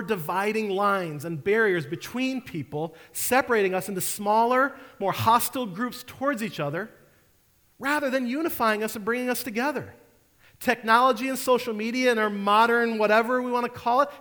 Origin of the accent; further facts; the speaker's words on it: Detroit, Michigan, United States; now in St. Louis, United States; I'm from Detroit